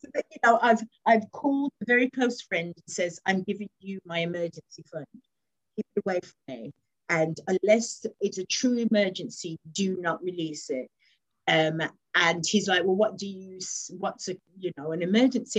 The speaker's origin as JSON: {"language": "English", "region": "West Midlands", "country": "United Kingdom", "moved": "yes", "lives_now": "London, United Kingdom", "said": "I currently live in London, but I'm from originally from the West Midlands"}